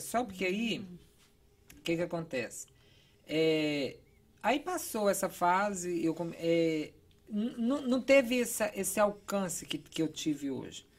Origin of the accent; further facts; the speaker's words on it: interior of Goiás, Brazil; also born or lived in Philadelphia / Virginia; now in Boston, United States; Eu sou de uma cidade de. Eu acredito que hoje tem uns 12 mil habitantes, uma cidade bem pequena do interior de Goiás